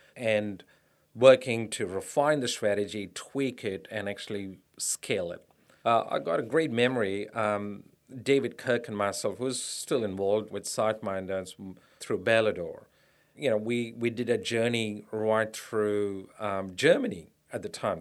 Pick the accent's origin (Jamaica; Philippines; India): India; moved away as an adult; also born or lived in United States; now in Australia; I grew up in India, a middle class family in India